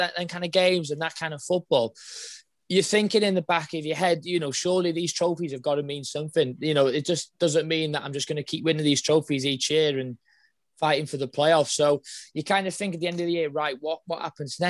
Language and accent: English; Wrexham, Wales, United Kingdom; my hometown club